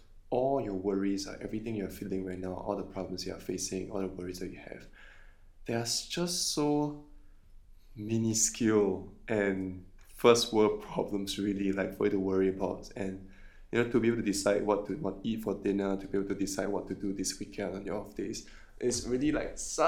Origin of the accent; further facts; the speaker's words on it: Singapore; I think I stay in Singapore for too long.